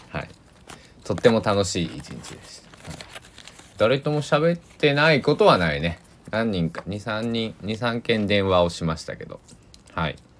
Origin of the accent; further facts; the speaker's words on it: Kochi, Japan; moved away as an adult; now in Takamatsu, Japan; 高知県で生まれ育ちました